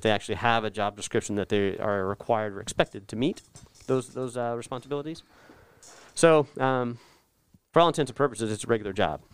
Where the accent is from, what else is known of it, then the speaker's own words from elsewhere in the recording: North Texas, United States; also born or lived in Oklahoma; I grew up in North Texas